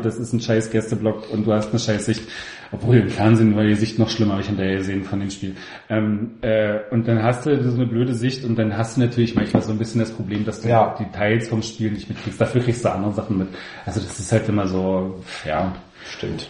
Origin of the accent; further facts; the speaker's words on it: the East, East Germany, Germany; ich komme ja noch aus dem Osten und habe noch Zeiten erlebt, wo man keine Capos hatte